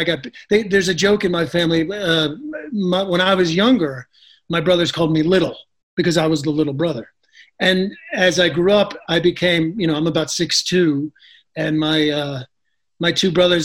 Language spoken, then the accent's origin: English; just outside of Madison, Wisconsin, United States; we grew up just outside of Madison, Wisconsin.